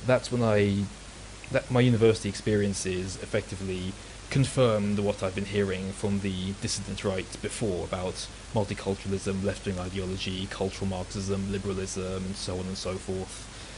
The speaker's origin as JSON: {"language": "English", "region": "London", "country": "United Kingdom", "tie": "born or raised there", "said": "I'm 29 years old. I was born in London. My family are all from the former Yugoslavia, ethnic Serbs. Most of them came over here during the 1990s. And I grew up in West London."}